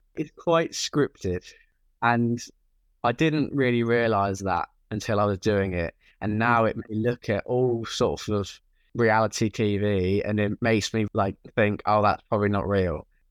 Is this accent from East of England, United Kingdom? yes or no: yes; Norwich, East of England, United Kingdom; moved away as an adult; now in London, United Kingdom; I am originally from Norwich, and I always lived there until I moved to London for uni